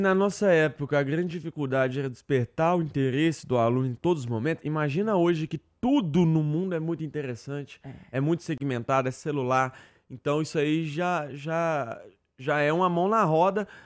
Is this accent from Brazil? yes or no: yes; interior of Minas Gerais, Brazil; Eu que sou mineiro do interior, o interior de Minas tem toda uma cultura